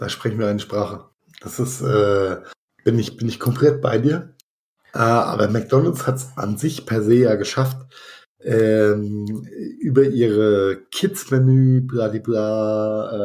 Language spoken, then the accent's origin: German; Rhenish Hesse, Rhineland-Palatinate, Germany; wie es bei uns in Rheinhessen heißt